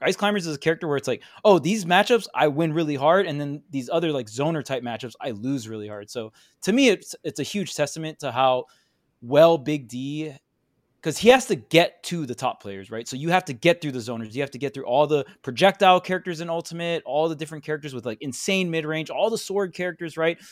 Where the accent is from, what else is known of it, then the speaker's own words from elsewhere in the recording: Hawaii, United States; I'm from Hawaii